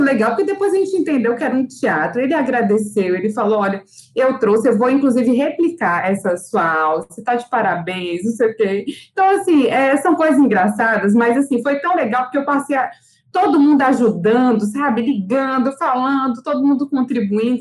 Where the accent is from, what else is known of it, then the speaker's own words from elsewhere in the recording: Brasília, Federal District, Brazil; now in Salvador, Brazil; eu sou brasiliense, mas moro, em, mas moro em Salvador